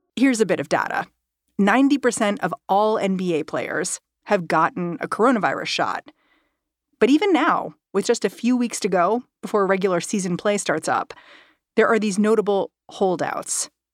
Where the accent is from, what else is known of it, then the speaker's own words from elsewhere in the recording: New York City, New York, United States; my hometown team, the Brooklyn Nets